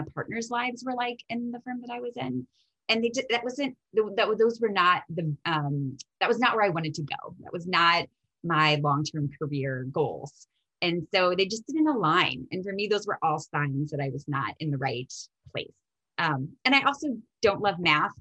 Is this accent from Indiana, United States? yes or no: yes; Indiana, United States; moved away as an adult; So I am born and raised in Indiana, and it's where I studied law